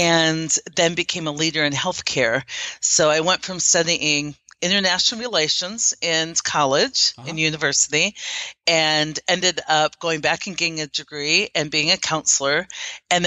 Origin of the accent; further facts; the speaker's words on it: Iowa, United States; moved away as an adult; also born or lived in Germany; now in Omaha, United States; I grew up in a very small town in Iowa, a farming community